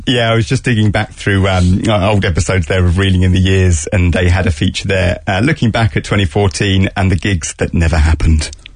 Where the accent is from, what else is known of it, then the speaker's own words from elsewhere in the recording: United Kingdom; I'm a Brit